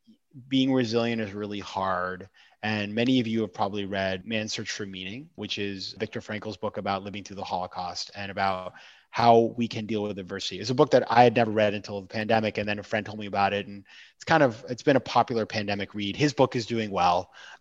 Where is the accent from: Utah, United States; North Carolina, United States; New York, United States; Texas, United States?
New York, United States; Like being a New Yorker right now is fantastic.